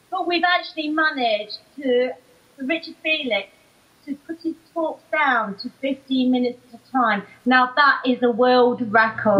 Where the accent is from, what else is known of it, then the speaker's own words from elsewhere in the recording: Nottingham, East Midlands, United Kingdom; I'm from Nottingham